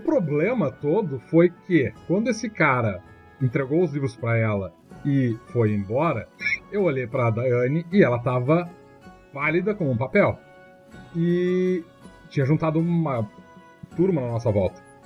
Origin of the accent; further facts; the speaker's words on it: Capão do Leão, Rio Grande do Sul, Brazil; eu sou do Capão do Leão